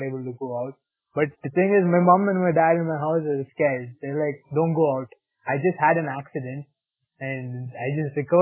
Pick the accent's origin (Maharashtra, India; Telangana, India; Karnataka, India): Karnataka, India; Bangalore; moved away; also born or lived in Kolkata; I grew up in Bangalore.